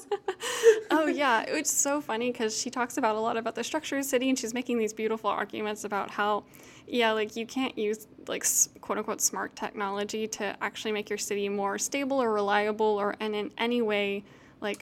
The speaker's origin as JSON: {"language": "English", "town": "Houston", "region": "Texas", "country": "United States", "tie": "born or raised there", "said": "I grew up in Houston"}